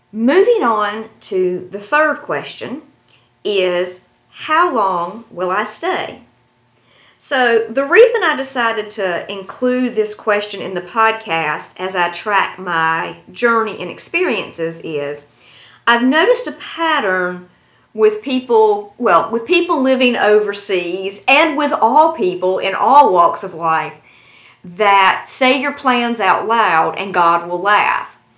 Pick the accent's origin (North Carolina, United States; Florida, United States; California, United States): North Carolina, United States; moved away as an adult; also born or lived in China; now in Tashkent, Uzbekistan; my hometown in North Carolina